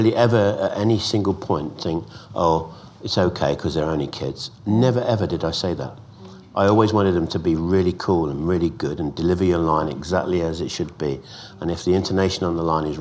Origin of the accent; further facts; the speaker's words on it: London, United Kingdom; when I was growing up in Islington, North London